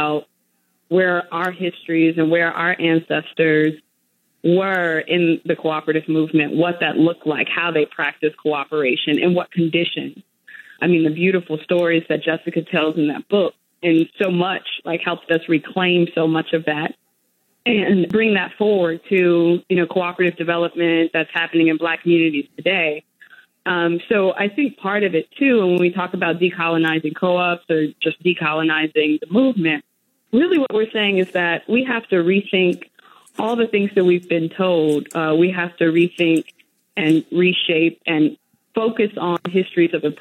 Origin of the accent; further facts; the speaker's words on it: Gary, Indiana, United States; growing up in Gary, Indiana